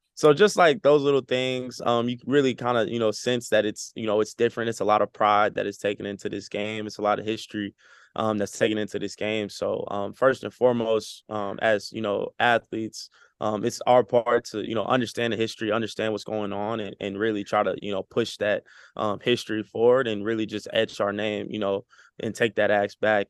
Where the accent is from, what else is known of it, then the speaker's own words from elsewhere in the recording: Texas, United States; moved away as an adult; now in California, United States; I'm coming from Texas